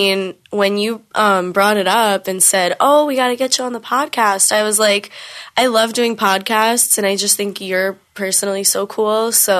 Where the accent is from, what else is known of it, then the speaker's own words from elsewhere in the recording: New York City, New York, United States; I'm from New York, like New York City.